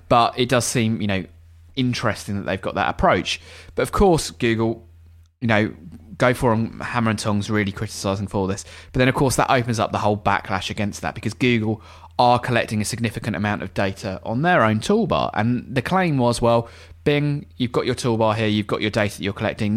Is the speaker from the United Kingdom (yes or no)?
yes; England, United Kingdom; as an Englishman